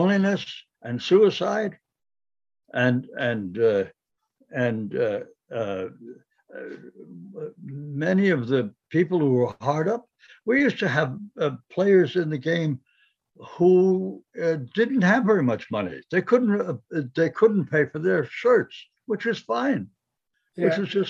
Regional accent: New York City, New York, United States; moved away as an adult; I was born in Brooklyn.

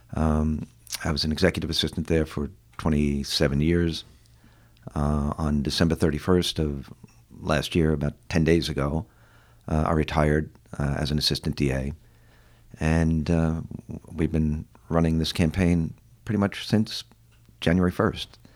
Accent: New York City, New York, United States; I grew up in the Ravenswood housings down in uh, Long Island City

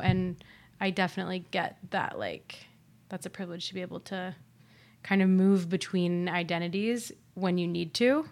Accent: Ohio, United States; now in New York, United States; moving back to Ohio because it feels like home to me.

